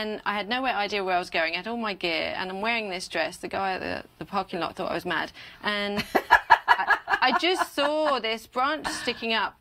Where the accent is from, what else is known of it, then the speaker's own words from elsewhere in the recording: United Kingdom; now in United States; being a Brit in America, I get away with that now. The accent, it makes me sound official